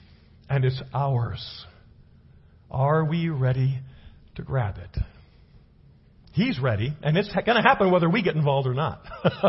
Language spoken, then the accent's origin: English; Los Angeles, California, United States; now in Prescott, United States; I come from Los Angeles. Okay. Cultural melting pot.